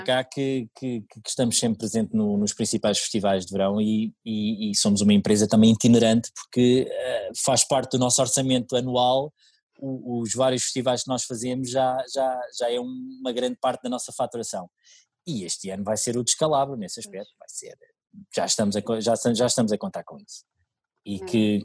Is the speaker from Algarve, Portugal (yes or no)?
no; Oeiras, Lisbon, Portugal; eu sou residente de Oeiras desde que nasci, aliás, eu nasci em Oeiras, ah, sempre vivi em Oeiras